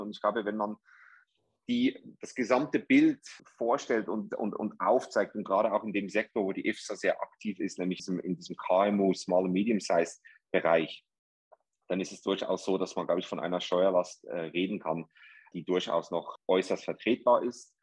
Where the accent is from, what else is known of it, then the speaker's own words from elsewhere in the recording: Zurich, Switzerland; accent: Swiss; moved away as an adult; also born or lived in New York; now in Dubai, United Arab Emirates; Ich bin ursprünglich aus Zürich, aus der Schweiz.